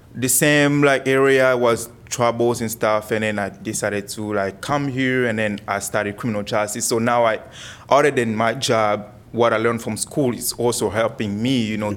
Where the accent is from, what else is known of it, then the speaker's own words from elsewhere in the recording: Kinshasa, DR Congo; also born or lived in Coralville, Iowa; now in Cedar Rapids, United States; I'm from Kinshasa part. I speak French and Lingala